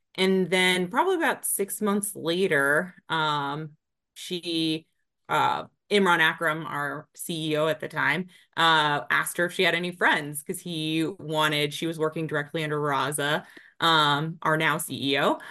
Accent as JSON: {"language": "English", "town": "Springfield", "region": "Virginia", "country": "United States", "tie": "born or raised there", "said": "So I grew up in Springfield, Virginia"}